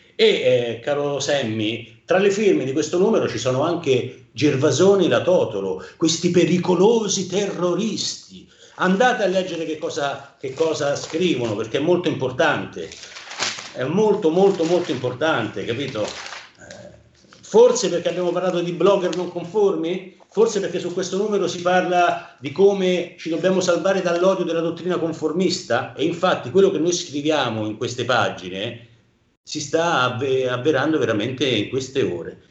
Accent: Rome, Lazio, Italy; accent: Roman; Io da romano

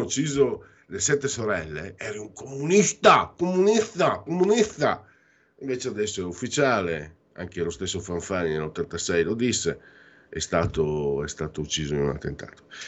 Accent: northeast Italy, Italy; quando ero giovine, operaio, 35 anni fa, tu giravi dalle mie parti Ah, eravamo schiavizzati, eravamo come i negri prima di Lincoln nelle fabbriche del nord-est

